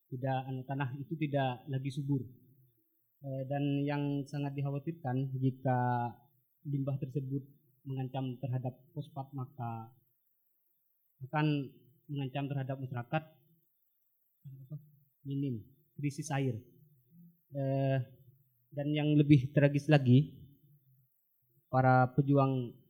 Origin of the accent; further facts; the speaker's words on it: Sumenep, East Java, Indonesia; pada konflik agraria di Sumenep khususnya di kalangan pesisir di daerah saya